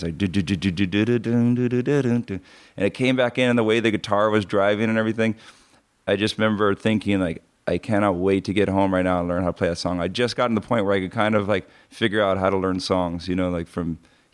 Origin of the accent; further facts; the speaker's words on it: North Shore, Hawaii, United States; growing up in Hawaii on the North Shore.